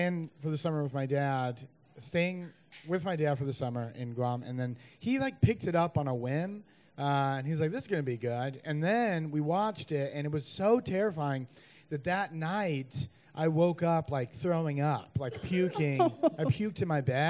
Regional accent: North Carolina, United States; now in New York, United States; I'm originally from North Carolina, though, so I don't know if that qualifies me more or less, but just a North Carolina boy

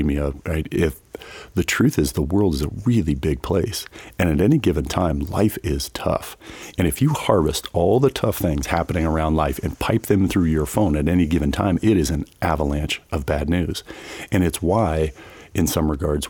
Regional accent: Front Range, Colorado, United States; now in Grand Junction, United States; I grew up on the Front Range

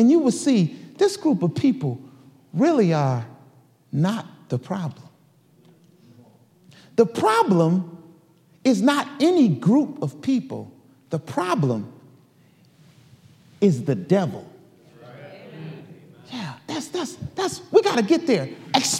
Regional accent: Detroit, Michigan, United States; I grew up in Detroit, Michigan

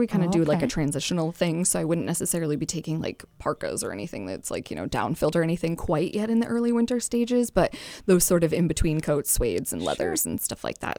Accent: Londonderry, New Hampshire, United States; also born or lived in Concord / Virginia; So I was born in Concord, lived in Virginia for a few years when I was a kid, and then moved back to New Hampshire in fifth grade.

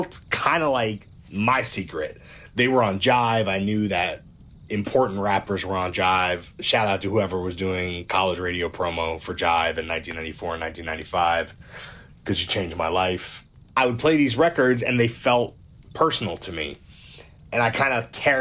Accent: New York City, New York, United States; I'm from Brooklyn. I grew up on New York rap.

